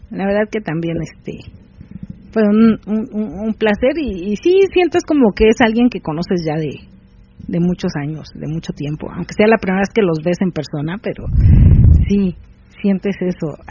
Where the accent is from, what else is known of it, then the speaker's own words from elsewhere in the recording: Ecatepec, State of Mexico, Mexico; de Catepec. Estado de México.